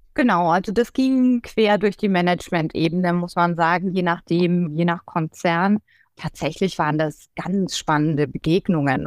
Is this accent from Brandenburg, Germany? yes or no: no; Schweinfurt, Bavaria, Germany; first language German; moved away as an adult; also born or lived in Würzburg / Volkach; now in Munich, Germany; ich bin in Würzburg geboren, ich bin in Schweinfurt aufgewachsen zum Großteil und in Volkach, also da so im Main-Bereich sozusagen.